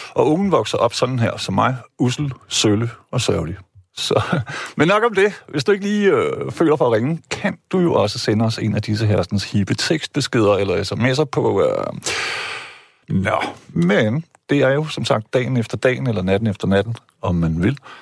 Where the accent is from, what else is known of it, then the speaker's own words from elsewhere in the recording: Jutland, Denmark; jeg er selv jyde